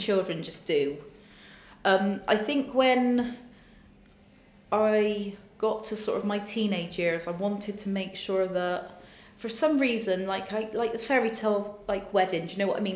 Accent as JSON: {"language": "English", "town": "Bristol", "region": "South West England", "country": "United Kingdom", "tie": "born or raised there", "said": "my hometown of Bristol."}